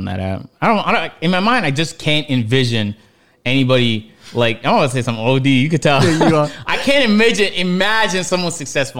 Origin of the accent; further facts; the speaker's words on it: Canada; born there; But I'm not even really from Ethiopia. I was born in Canada.